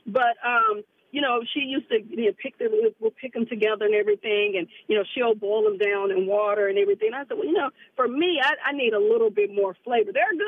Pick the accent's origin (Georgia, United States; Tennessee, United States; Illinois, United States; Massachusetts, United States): Tennessee, United States; Memphis; And I'm from the South, like I said, from Memphis.